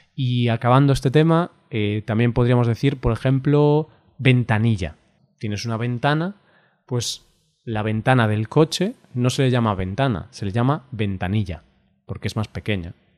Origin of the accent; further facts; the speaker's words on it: Galicia, Spain; yo soy de Galicia, entonces aquí tenemos el idioma español, también tenemos el idioma gallego